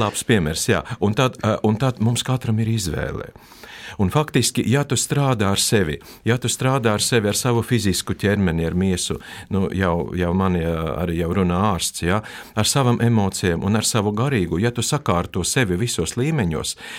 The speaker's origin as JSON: {"language": "Latvian", "region": "Latgale", "country": "Latvia", "first_language": "Russian", "second_language": "Latvian", "said": "palikām Latgalē. Un pēc tam mēs asimilējamies. Pasē ir rakstīts, ka es esmu Krievs, bet es esmu Latvijas"}